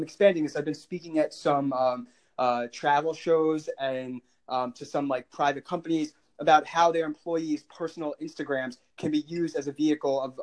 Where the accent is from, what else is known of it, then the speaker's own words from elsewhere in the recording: Long Island, New York, United States; my hometown is Long Island